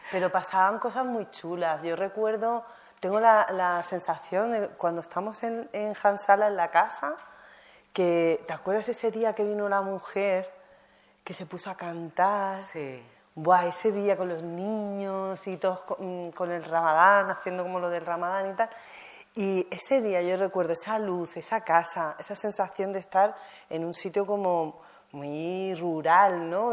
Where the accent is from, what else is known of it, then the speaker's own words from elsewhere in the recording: Algeciras, Andalusia, Spain; also born or lived in Morocco (family origin); yo he crecido en Algeciras